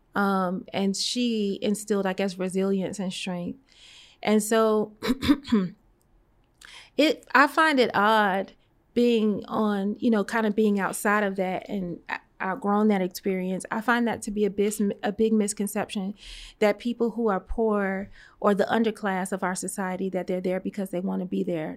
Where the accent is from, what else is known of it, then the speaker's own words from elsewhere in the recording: New York City, New York, United States; moved away as an adult; also born or lived in Atlanta; I was born and raised in Brooklyn, New York, in the Flatbush section of Brooklyn